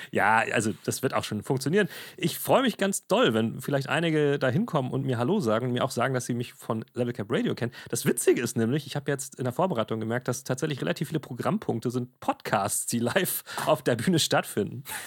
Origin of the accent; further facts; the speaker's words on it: Germany; bei uns in Deutschland